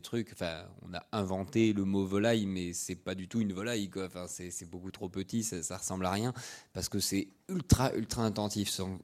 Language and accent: French; Brittany, France; je suis breton